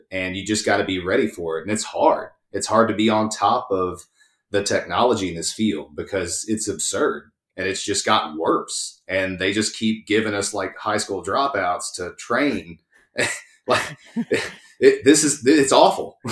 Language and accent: English; East Texas, United States; also born or lived in College Station, Texas; I grew up poor in East Texas